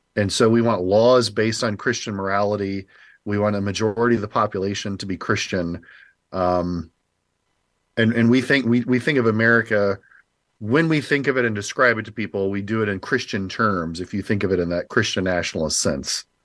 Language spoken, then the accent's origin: English; Indianapolis, Indiana, United States; moved away; I grew up in Indianapolis